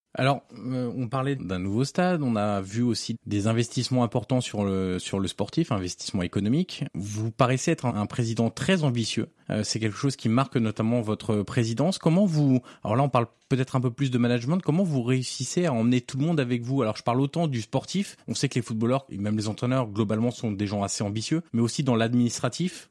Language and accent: French; Auxerre, Bourgogne-Franche-Comté, France; je suis originaire d'Auxerre.